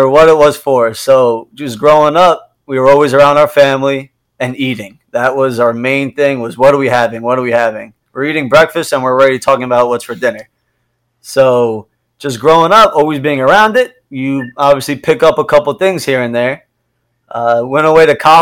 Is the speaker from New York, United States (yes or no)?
yes; New York, United States; moved away; we're an Italian family. We grew up in New York.